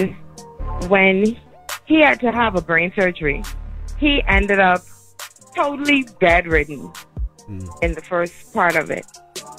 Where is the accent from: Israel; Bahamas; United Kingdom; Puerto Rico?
Bahamas; Nassau, New Providence; now in Fort Lauderdale, United States; I'm from Nassau, Bahamas.